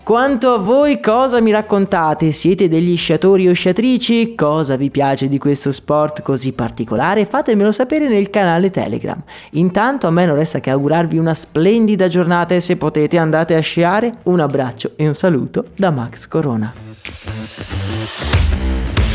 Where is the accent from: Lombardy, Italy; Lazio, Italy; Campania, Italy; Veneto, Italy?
Veneto, Italy; Agordo; born or raised there